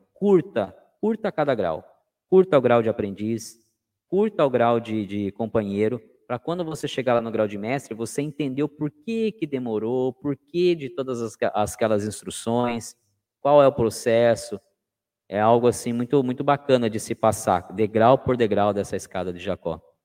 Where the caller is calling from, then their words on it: Sorocaba, São Paulo, Brazil; Eu estou no Oriente de Sorocaba. Eu falo de Sorocaba, interior de São Paulo